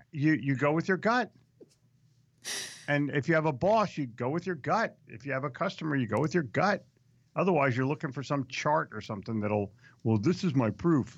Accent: New Jersey, United States; I'm from Jersey. This is the only time this is going to happen.

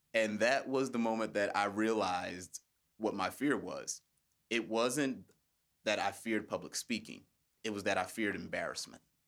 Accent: United States; As an American speaker

